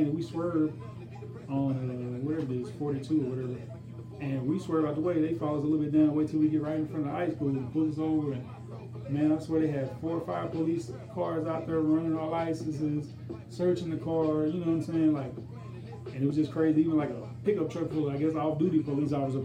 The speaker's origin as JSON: {"language": "English", "town": "Longwood", "region": "Florida", "country": "United States", "tie": "born or raised there", "said": "I grew up in the hood, you know, I grew up over there on Butler Street, you know, in Longwood"}